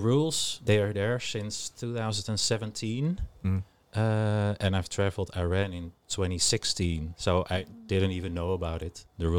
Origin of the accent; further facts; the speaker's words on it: Amsterdam, North Holland, Netherlands; Since I'm originally from Amsterdam.